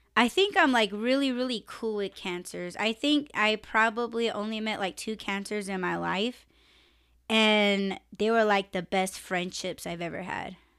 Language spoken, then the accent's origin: English; United States; I'm Native American